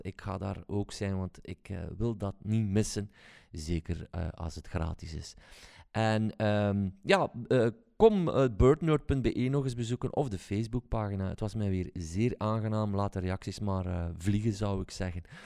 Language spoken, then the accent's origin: Dutch; Belgium; zouden wij het moeten doen als Belgen